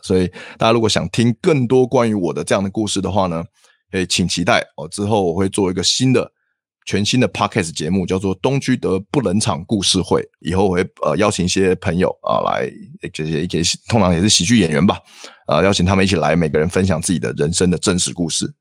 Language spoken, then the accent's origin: Chinese; Taiwan; 我们台湾人很喜欢的笑点在大陆里面很行不通